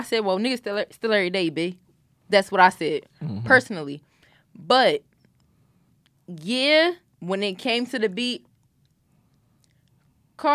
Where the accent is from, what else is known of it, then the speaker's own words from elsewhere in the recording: New Jersey, United States; I'm from South Jersey